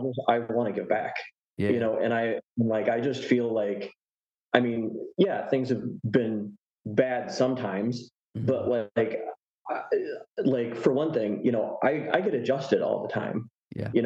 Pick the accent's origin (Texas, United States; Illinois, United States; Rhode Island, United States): Illinois, United States; Chicago; moved away as an adult; now in North Carolina, United States; So I am from the Midwest, in the Chicago area. But I'm actually living in North Carolina right now.